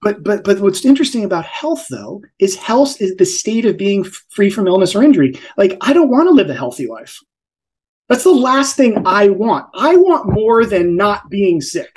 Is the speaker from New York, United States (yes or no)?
no; New Jersey, United States; I'm from Jersey